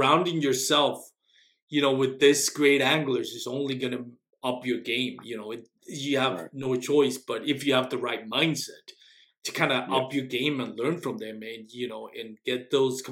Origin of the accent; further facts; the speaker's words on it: Texas, United States; I'm from Texas